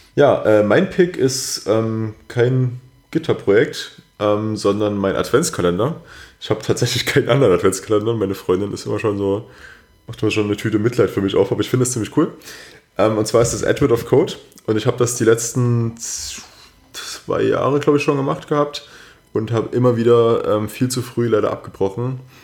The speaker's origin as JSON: {"language": "German", "country": "Germany", "said": "bei uns in Deutschland"}